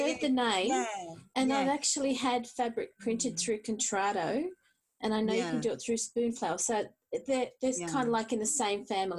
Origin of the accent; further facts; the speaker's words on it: Australia; I'm Australian Greek Cypriot